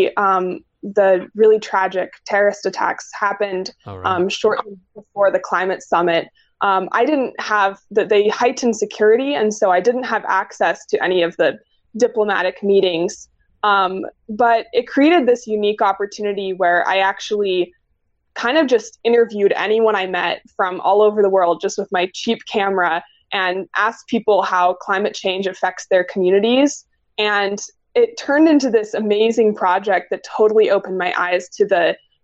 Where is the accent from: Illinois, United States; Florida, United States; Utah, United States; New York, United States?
Utah, United States; Logan; growing up in Logan and being exposed to the outdoors a lot as a kid